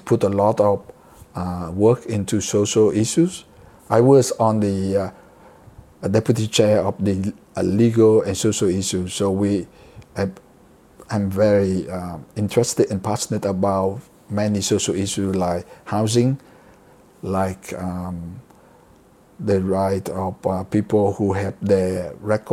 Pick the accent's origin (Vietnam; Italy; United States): Vietnam; moved away as an adult; now in Australia; I came from Vietnam. I grew up when in my teen years under communism.